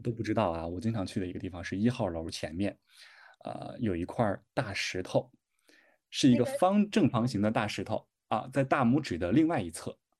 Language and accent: Chinese; Shandong, China; accent: Shandong dialect; 我在家真是天天说我们山东话